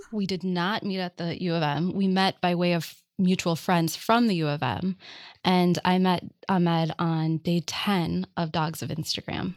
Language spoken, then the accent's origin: English; Minneapolis, Minnesota, United States; I grew up in Minneapolis and I was a shop kid